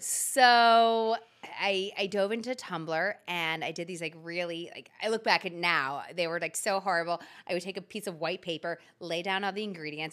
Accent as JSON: {"language": "English", "town": "Philadelphia", "region": "Pennsylvania", "country": "United States", "tie": "born or raised there", "said": "I'm born and raised in Philadelphia."}